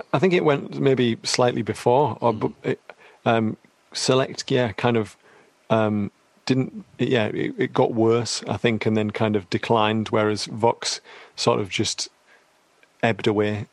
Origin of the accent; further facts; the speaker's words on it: Teesside, North East England, United Kingdom; I'm from Teesside